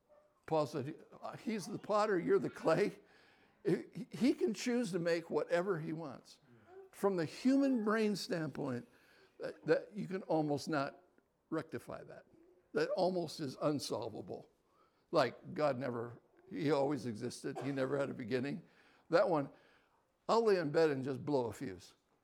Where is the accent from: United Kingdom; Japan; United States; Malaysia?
Japan; So I was born and raised in Japan. 1952, so do the math, I'm 71.